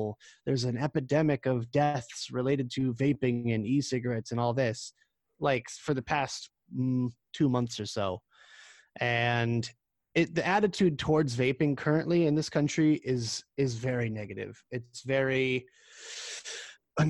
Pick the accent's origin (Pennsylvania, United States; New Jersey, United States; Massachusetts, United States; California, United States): Massachusetts, United States; my home state of Massachusetts